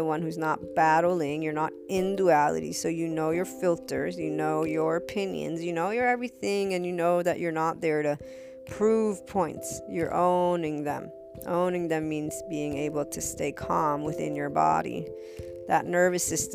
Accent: United States; I was born in the States.

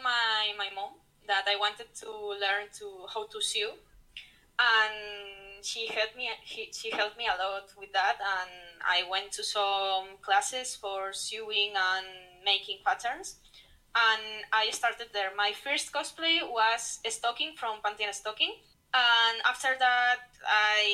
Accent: Spain; also born or lived in Madrid; I'm from Spain. I live in Madrid, the capital city.

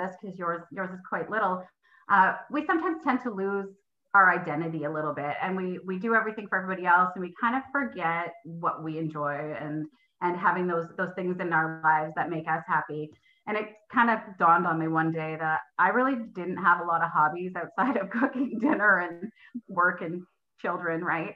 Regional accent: Simcoe County, Ontario, Canada; moved away as an adult; also born or lived in Alliston / Pembroke-Petawawa; now in Pembroke, Canada; I grew up down in Simcoe County

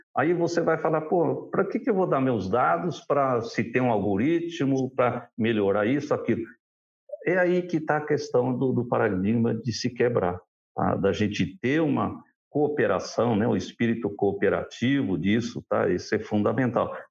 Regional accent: Assaí, Paraná, Brazil; Nós somos de açaí

